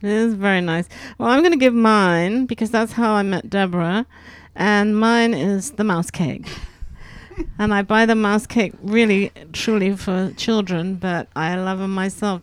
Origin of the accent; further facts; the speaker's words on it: England, United Kingdom; now in Grenoble, France; I'm English